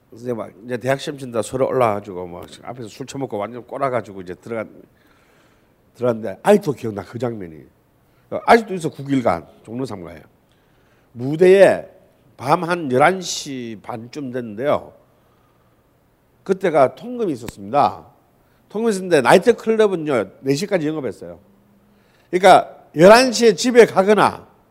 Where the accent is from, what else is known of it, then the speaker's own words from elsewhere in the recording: Busan, South Korea; 부산이 고향인 저로서는